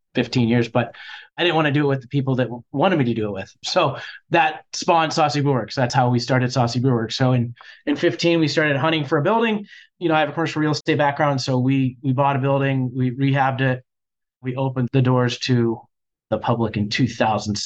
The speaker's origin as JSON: {"language": "English", "town": "Bellevue", "region": "Ohio", "country": "United States", "tie": "born or raised there", "said": "I grew up in a very small town called Bellevue, Ohio"}